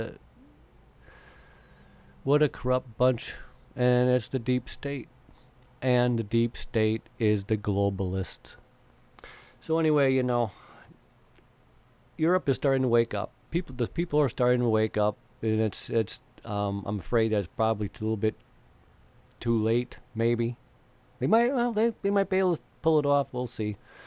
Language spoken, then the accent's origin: English; United States; As American people